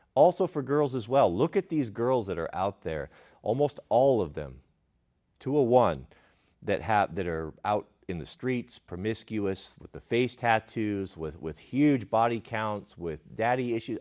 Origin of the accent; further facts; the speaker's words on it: Portland, Oregon, United States; Growing up in Portland